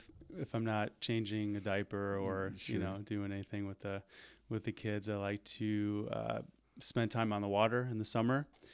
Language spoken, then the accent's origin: English; Park Ridge, Illinois, United States; also born or lived in Des Plaines, Illinois / Winnebago, Illinois; So I grew up in a suburb of Chicago called Park Ridge. Okay. It's pretty much right on the border of the city by O'Hare Airport.